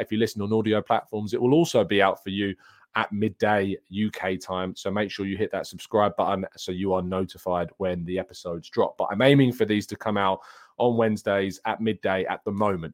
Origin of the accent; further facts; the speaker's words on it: United Kingdom; I'm a British